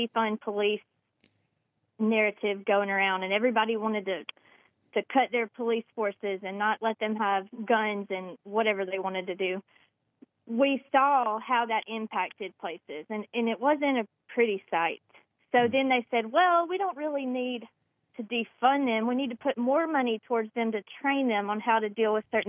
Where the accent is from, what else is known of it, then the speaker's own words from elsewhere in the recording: Randolph County, Alabama, United States; my hometown in Randolph County